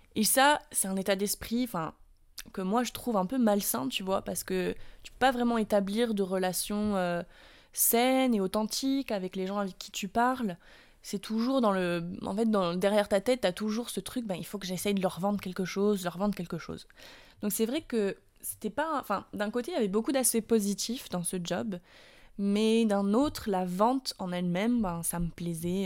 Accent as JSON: {"language": "French", "country": "France", "moved": "yes", "lives_now": "United States", "said": "je suis française, que ça fait six ans que j'habite aux États-Unis"}